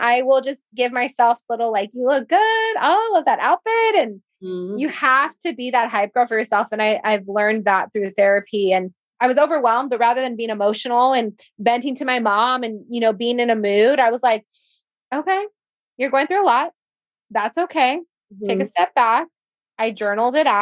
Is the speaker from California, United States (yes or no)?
yes; Whittier, California, United States; my hometown in Whittier